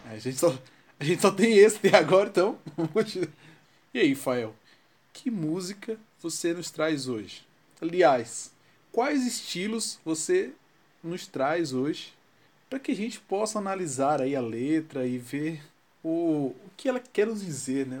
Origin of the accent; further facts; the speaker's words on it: Northeast Region, Brazil; sou nordestino